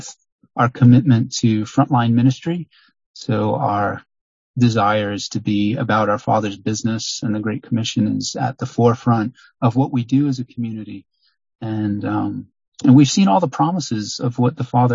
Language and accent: English; Long Island, New York, United States; moved away; also born or lived in Miami, Florida; I grew up in largely in Long Island, New York, and also in Miami, Florida.